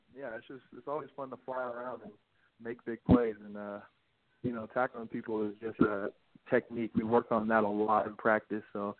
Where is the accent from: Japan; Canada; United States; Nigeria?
United States; Washington; also born or lived in Mukilteo, Washington; I'm native from Washington